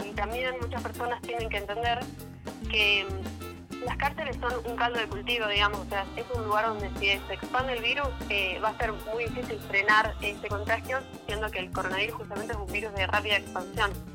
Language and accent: Spanish; Neuquén, Argentina; yo soy neuquina